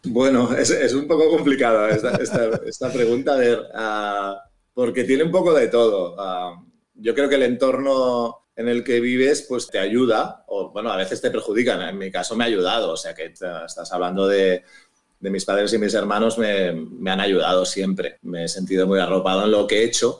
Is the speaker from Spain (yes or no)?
yes; Barcelona, Catalonia, Spain; now in La Garriga, Spain; yo soy de Barcelona, he vivido siempre en Barcelona, menos una época muy breve de mi vida